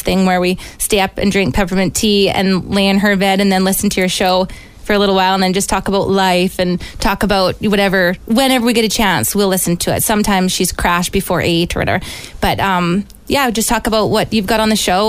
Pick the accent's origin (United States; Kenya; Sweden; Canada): Canada; Victoria, British Columbia; also born or lived in Campbell River, British Columbia; now in Olds, Canada; I grew up in Vancouver Island in Victoria and Campbell River, and I'm out in Alberta here